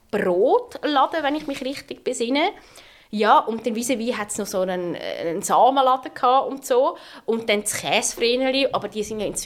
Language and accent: German; Schwyz, Switzerland; Nein, ich bin aufgewachsen im Kanton Schweiz. Ähm, der ist wunderschön am oberen Zürichsee. Ähm, Aussenschweiz somit, oder?